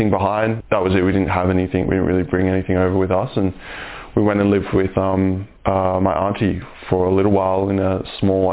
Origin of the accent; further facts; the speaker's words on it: Brisbane, Queensland, Australia; also born or lived in New Zealand; I've lived in Australia most of my life, mostly Brisbane